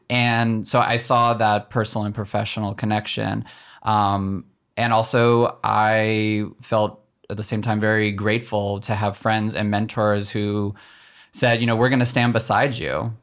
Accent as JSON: {"language": "English", "area": "just south of Nashville", "region": "Tennessee", "country": "United States", "tie": "born or raised there", "said": "my dad raised my brother and I, um, just south of Nashville, Tennessee"}